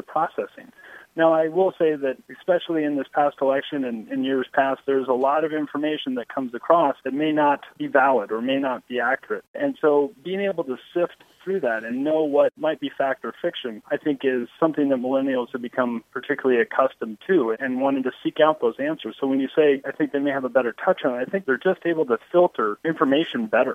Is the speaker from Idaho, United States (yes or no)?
yes; Boise, Idaho, United States; I grew up in Boise